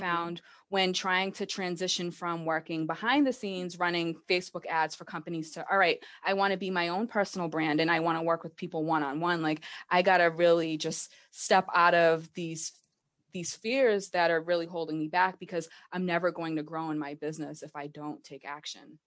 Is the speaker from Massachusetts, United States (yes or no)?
yes; Massachusetts, United States; I am from Massachusetts. I've lived here my entire life